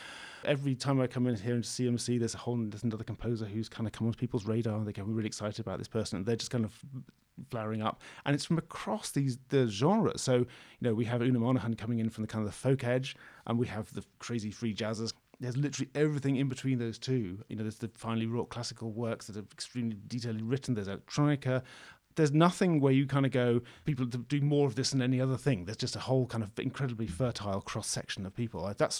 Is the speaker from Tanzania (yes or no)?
no; Scotland, United Kingdom; Because, of course, I come from Scotland, right? So, you know, there's things like snowplows and people don't really care too much about the snow.